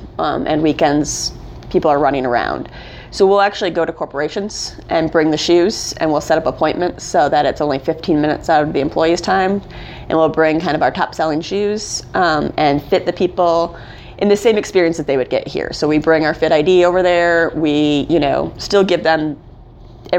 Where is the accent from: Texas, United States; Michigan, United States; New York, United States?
Michigan, United States; Holland; moved away as an adult; also born or lived in Boston; now in Greensboro, United States; I grew up in Holland, Michigan